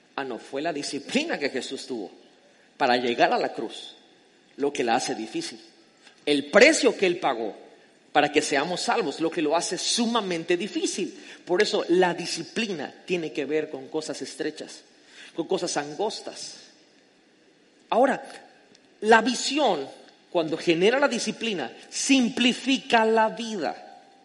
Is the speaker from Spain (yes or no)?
no; Mexico; yo amo mi tierra de México, soy mexicano con todo el orgullo